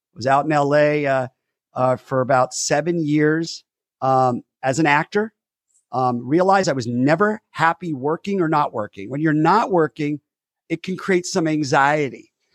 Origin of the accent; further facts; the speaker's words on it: West Covina, California, United States; I grew up in West Covina, California. I say that because my hometown is important to me, West Covina